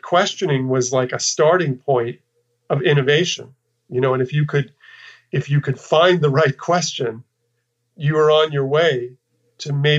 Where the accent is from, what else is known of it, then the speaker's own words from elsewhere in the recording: New York, United States; moved away as an adult; also born or lived in Texas; I'm from New York, and I spent, you know, my formative years in New York, and then even went to college in upstate New York